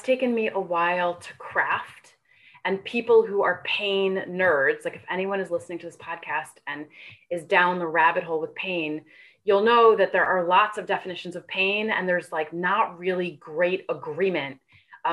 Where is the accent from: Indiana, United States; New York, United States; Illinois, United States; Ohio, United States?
New York, United States; now in California, United States; I am a native New Yorker. I grew up in New York. I now live in California